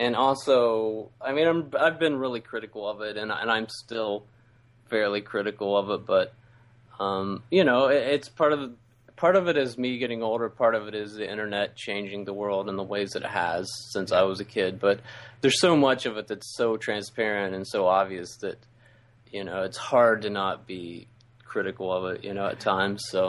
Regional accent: West Virginia, United States; now in Ohio, United States; I grew up in West Virginia.

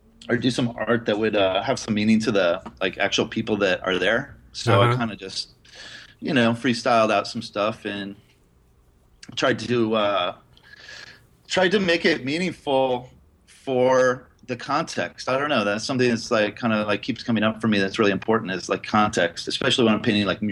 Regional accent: Indianapolis, Indiana, United States; moved away as an adult; now in San Francisco, United States; I grew up in the Midwest, Indiana, in Indianapolis. And I moved to San Francisco in 1996.

